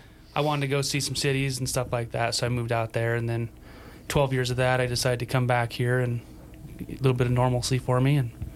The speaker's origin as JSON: {"language": "English", "area": "Sublette County", "region": "Wyoming", "country": "United States", "tie": "born or raised there", "also_born_or_lived": "Willamette Valley, Oregon", "moved": "as an adult", "said": "I grew up here in Wyoming, over on the other side of the state, in Sublette County."}